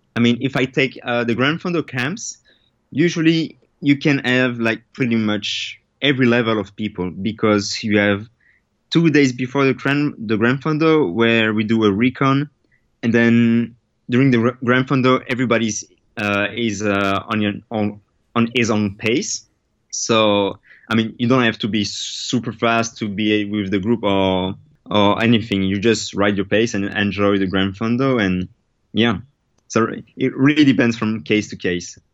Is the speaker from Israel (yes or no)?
no; Belgium; I'm from Belgium